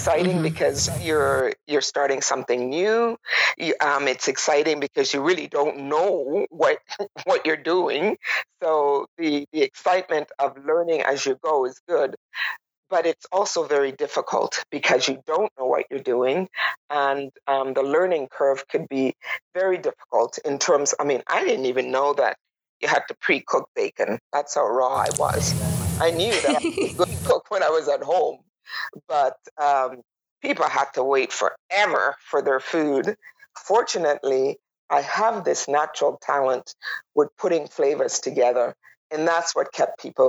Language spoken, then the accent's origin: English; Toronto, Ontario, Canada; moved away as an adult; also born or lived in Tobago / Manitoba; now in Whitehorse, Canada; I grew up in Toronto, and I moved to Manitoba in 2001